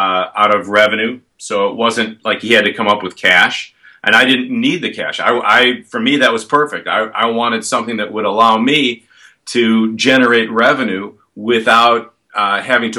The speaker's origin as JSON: {"language": "English", "town": "Chicago", "region": "Illinois", "country": "United States", "moved": "yes", "lives_now": "Ohio, United States", "said": "I'm from Chicago, and I know the market really well"}